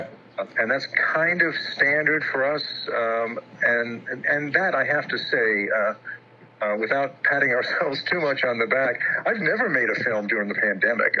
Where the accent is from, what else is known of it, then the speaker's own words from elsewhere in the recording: New York City, New York, United States; also born or lived in Rhode Island; now in Alexandria, United States; I'm originally born and raised in Queens, New York